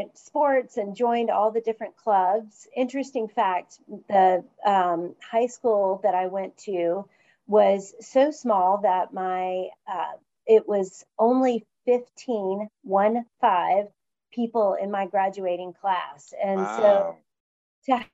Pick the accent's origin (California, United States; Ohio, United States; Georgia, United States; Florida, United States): Georgia, United States; West Point; born or raised there; now in Atlanta, United States